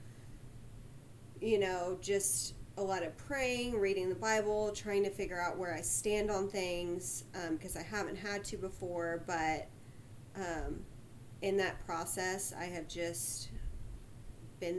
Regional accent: Sugar Land, Texas, United States; I grew up in Sugarland, Texas

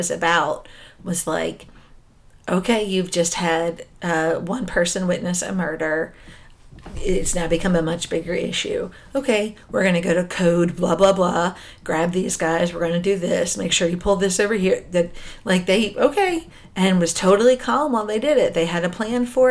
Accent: New Jersey, United States; I grew up in New Jersey in the 90s

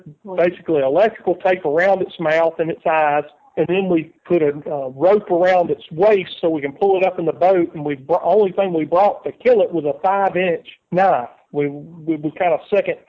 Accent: Birmingham, Alabama, United States; we're from Birmingham

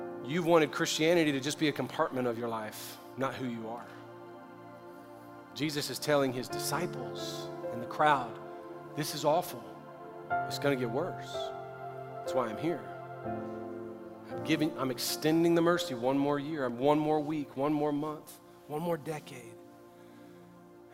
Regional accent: the South, United States; I grew up in the South where I prayed for forgiveness every night

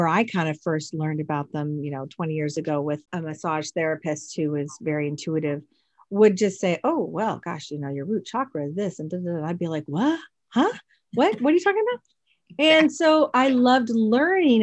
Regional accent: Everett, Washington, United States; now in Kirkland, United States; up north in Everett, which is my hometown

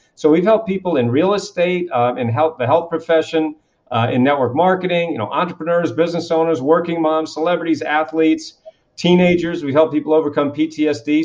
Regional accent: Kennebunkport, Maine, United States; I grew up in this little town called Kennebunkport, Maine, which just happens to be one of the wealthiest communities in New England

